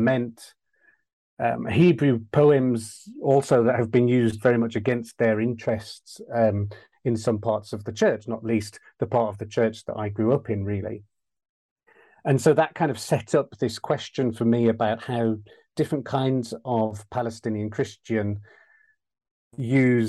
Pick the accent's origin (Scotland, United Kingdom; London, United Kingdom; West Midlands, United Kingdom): West Midlands, United Kingdom; West Midlands of England, United Kingdom; I grew up in the West Midlands of England